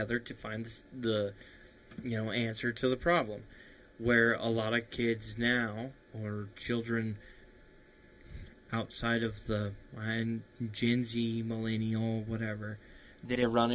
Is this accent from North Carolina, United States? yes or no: no; Idaho, United States; growing up in Idaho, playing on the farm